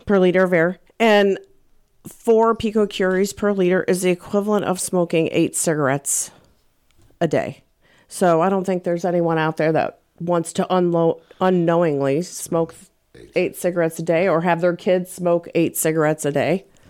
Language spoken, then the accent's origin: English; St. Louis, Missouri, United States; also born or lived in Colorado; I moved back to Saint Louis. I'm from Saint Louis. My family's here.